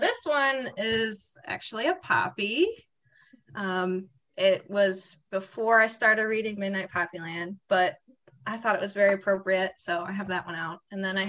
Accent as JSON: {"language": "English", "town": "Chicago", "region": "Illinois", "country": "United States", "said": "I'm 28. I'm from Chicago. Recently married."}